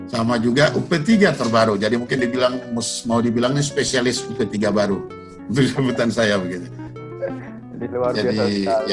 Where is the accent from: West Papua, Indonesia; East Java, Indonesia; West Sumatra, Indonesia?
West Papua, Indonesia; Fakfak; born there; Lahir di Fakfak